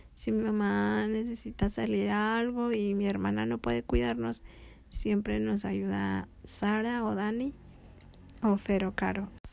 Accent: León, Guanajuato, Mexico; also born or lived in Tepic, Nayarit; Ahora estamos en León, Guanajuato, de donde soy

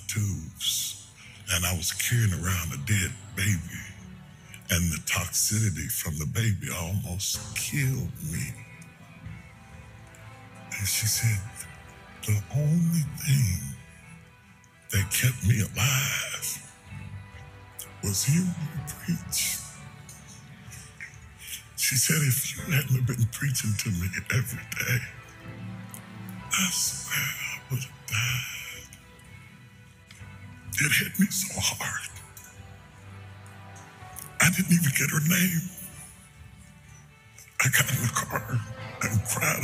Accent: West Virginia, United States; I'm a country boy. I'm from West Virginia.

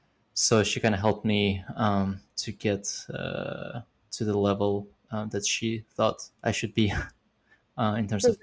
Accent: Almaty, Kazakhstan; moved away as an adult; also born or lived in Uzbekistan; now in United States; Before that, I lived in Kazakhstan, in Almaty, but I was born in Uzbekistan.

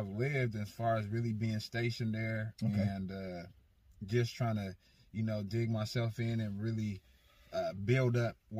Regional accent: Portland, Oregon, United States; also born or lived in Las Vegas; I was born and raised in Portland, Oregon. I've been living here my whole life. I'm back and forth between here and Vegas, you know. I lived out there for a little bit, probably within the last 5 years or so.

